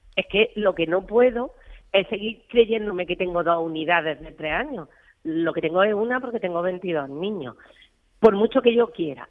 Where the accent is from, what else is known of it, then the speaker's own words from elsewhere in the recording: Almería, Andalusia, Spain; yo soy de Almería.